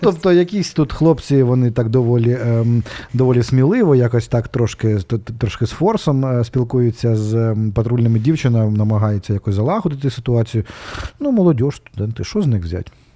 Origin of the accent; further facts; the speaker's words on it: Kharkiv, Kharkiv Oblast, Ukraine; це моя просто це моя мала батьківщина, одна з моїх малих батьківщин Одеська